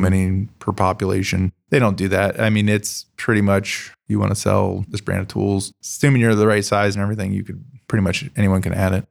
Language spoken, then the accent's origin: English; Columbus, Ohio, United States; also born or lived in California; I grew up in Columbus.